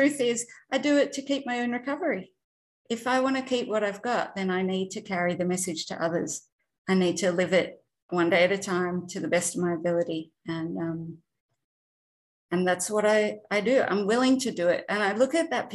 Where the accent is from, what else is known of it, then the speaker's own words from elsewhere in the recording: Australia; I'm not from America. I'm an Aussie. I'm in Melbourne.